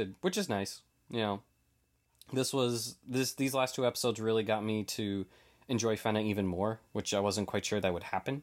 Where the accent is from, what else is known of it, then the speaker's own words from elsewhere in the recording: New England, United States; I'm from New England